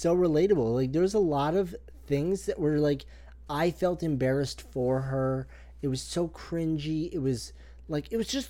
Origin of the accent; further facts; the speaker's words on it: near Toronto, Ontario, Canada; I was alive then, and I'm from near there.